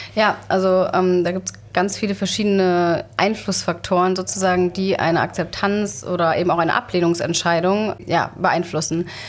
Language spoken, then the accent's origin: German; Germany; bei uns in Deutschland